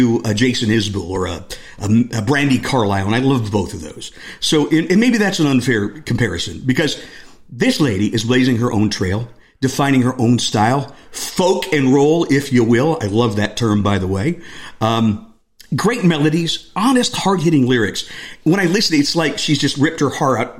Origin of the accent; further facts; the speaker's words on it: Northeast Ohio, United States; I grew up in Northeast Ohio